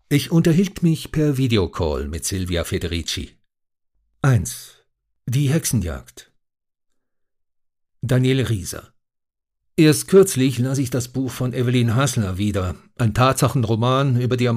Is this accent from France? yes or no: no; Switzerland; in der Annahme, dass ich als Schweizer Experte für die Schweiz sei